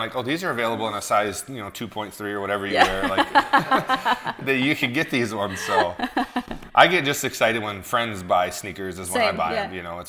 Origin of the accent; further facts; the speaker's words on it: Michigan, United States; my home state, Michigan, Detroit.